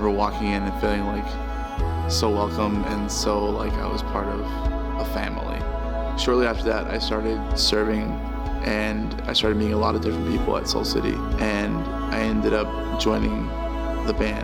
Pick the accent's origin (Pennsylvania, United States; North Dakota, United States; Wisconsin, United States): Wisconsin, United States; Milwaukee; also born or lived in California; When I was about 6 years old, my parents uprooted us and moved us to Milwaukee, Wisconsin, where they became pastors.